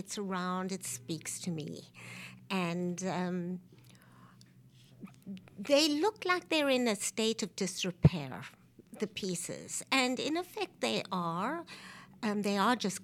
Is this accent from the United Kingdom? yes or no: no; Cape Town, Western Cape, South Africa; moved away as an adult; also born or lived in New York, United States; now in Philadelphia, United States; I grew up in South Africa, but I was born in New York so that I could get a passport